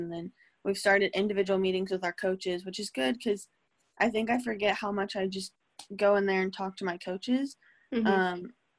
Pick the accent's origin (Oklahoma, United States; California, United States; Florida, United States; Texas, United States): Oklahoma, United States; Tulsa; born there; this is funny because I was born in Tulsa, and I'm in Tulsa right now.